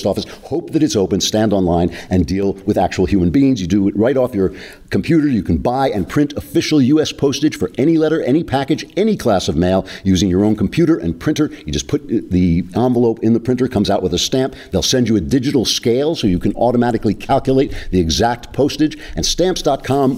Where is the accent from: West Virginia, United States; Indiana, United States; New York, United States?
New York, United States; now in Los Angeles, United States; as a New Yorker, a guy who lives in cities